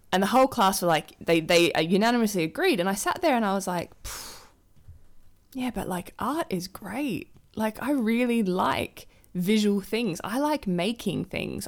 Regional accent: Adelaide, South Australia, Australia; moved away as an adult; also born or lived in Melbourne; now in London, United Kingdom; I grew up with Olivia in Adelaide

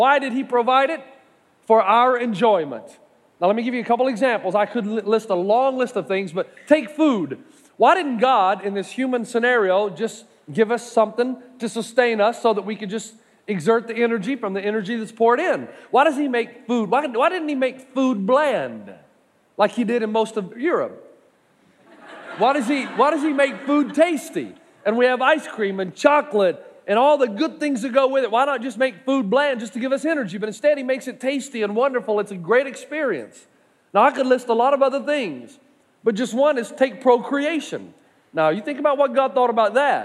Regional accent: East Tennessee, United States; I'm from East Tennessee

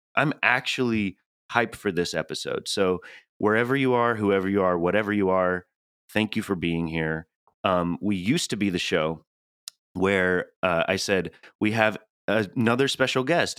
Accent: Tennessee, United States; accent: Tennessee; moved away; I'm from the Southeast, and Julie always rolls her eyes when I change that "ah" to an epsilon

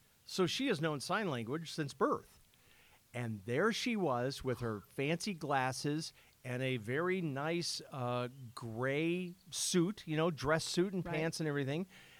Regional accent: Illinois, United States; Yeah, I'm from Illinois

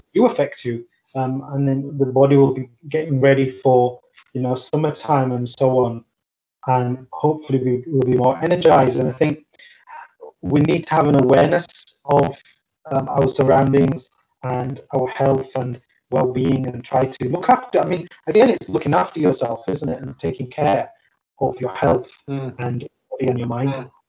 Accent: United Kingdom; I'm born and bred in the UK, but I mean I'm I'm of like South Asian descent

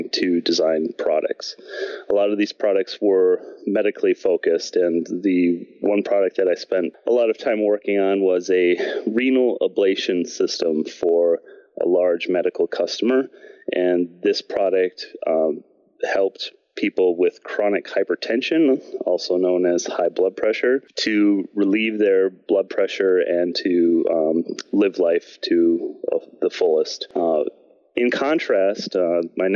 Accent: Green Bay, Wisconsin, United States; moved away as an adult; also born or lived in Milwaukee area / Houghton, Michigan; I was born and raised in Green Bay, Wisconsin, and also currently live there

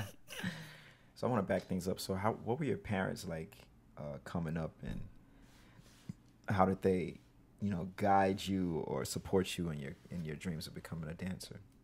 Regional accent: Mississippi, United States; now in New York, United States; I'm from Mississippi.

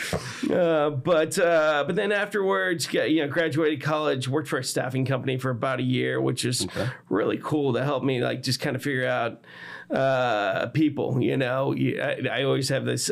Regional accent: Texas, United States; also born or lived in Chicago, Illinois; I was born outside of Chicago, but then moved down here to Texas when I was young.

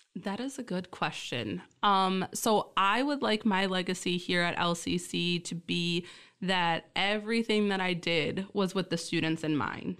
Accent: Essexville, Michigan, United States; born or raised there; also born or lived in Key Largo, Florida

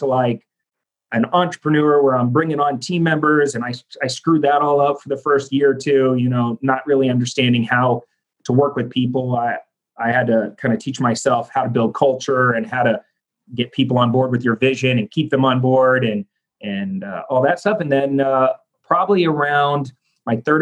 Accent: Phoenix, Arizona, United States; from Phoenix, Arizona

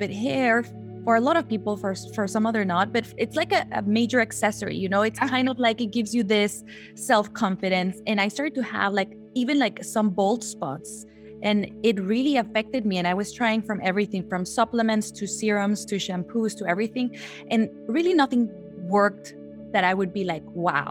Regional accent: Guatemala; moved away as an adult; I'm from Guatemala originally. I've been living here already almost 8 years.

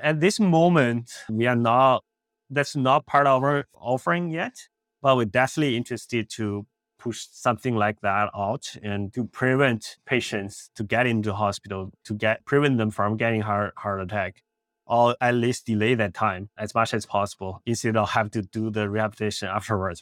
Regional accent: Beijing, China; moved away as an adult; also born or lived in India; now in Los Angeles, United States; I grew up in Beijing, China. I, uh, did my high school, college there

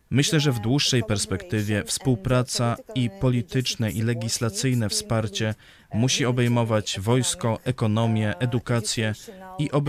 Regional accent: Poland

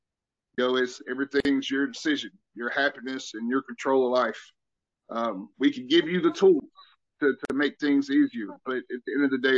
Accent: the South, United States; accent: Southern; Whenever I got to Germany, apparently, you know, people never heard a true Southern accent. Now, my accent is nothing like it used to be.

